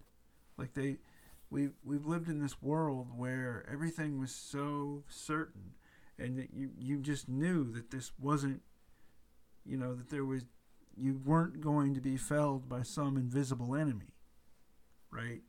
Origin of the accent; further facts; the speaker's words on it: United States; I'm an American